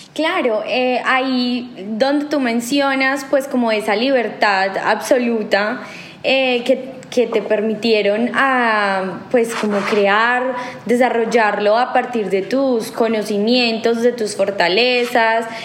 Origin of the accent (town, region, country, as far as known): Colombia